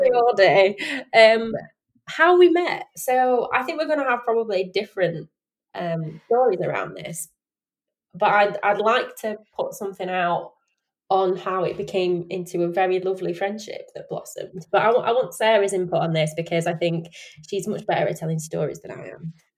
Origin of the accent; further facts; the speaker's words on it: Sheffield, Yorkshire and the Humber, United Kingdom; accent: Yorkshire; I live in Yorkshire. I'm from Sheffield, born and bred